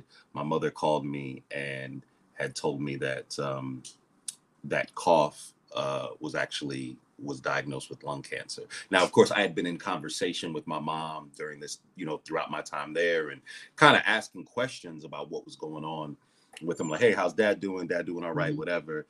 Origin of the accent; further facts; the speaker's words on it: Ohio, United States; now in Atlanta, United States; I'm originally from Ohio